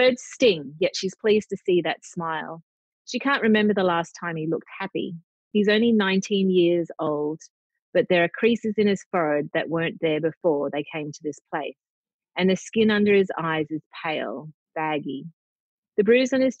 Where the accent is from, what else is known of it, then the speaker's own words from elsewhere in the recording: Brisbane, Queensland, Australia; also born or lived in Cairns; being a Queenslander, being from Brisbane, but I've also lived in Cairns